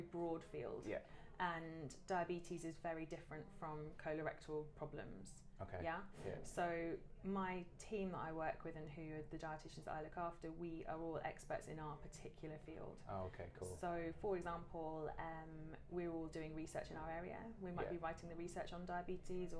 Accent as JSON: {"language": "English", "area": "Devon", "region": "South West England", "country": "United Kingdom", "tie": "born or raised there", "said": "I grew up in Devon"}